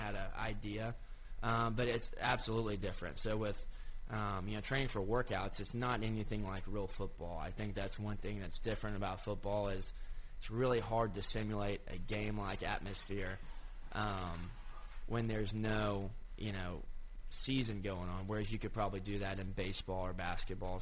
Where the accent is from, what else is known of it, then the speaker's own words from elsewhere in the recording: Cleveland, Tennessee, United States; I'm from Cleveland, Tennessee